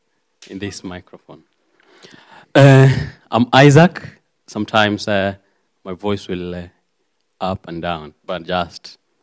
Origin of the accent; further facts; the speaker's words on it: Kenya; English is a second language; moved away as an adult; also born or lived in Cornwall; now in United Kingdom; as a pastor has said. I'm from Kenya, and I love God. I'm saved.